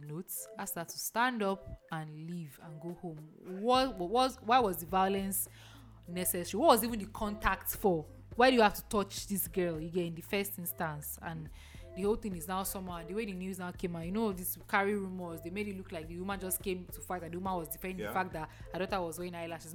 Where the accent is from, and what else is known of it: Nigeria